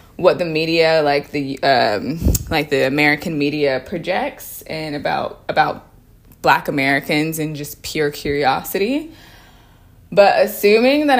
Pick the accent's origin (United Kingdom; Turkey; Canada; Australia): Australia; also born or lived in United States; I grew up in Australia